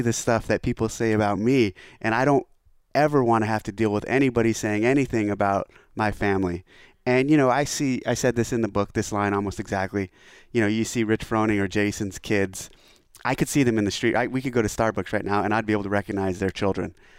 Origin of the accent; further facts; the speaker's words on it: NorCal, near Scotts Valley, California, United States; moved away as an adult; also born or lived in San Diego, California; returning home. I left, I left, I left this area in ninety-seven when I enlisted in the Navy